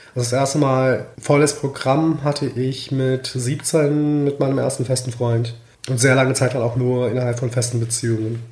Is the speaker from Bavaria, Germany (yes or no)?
no; Mainz, Rhineland-Palatinate, Germany; now in Berlin, Germany; in der Nähe von meinem Geburtsort, mhm. Mainz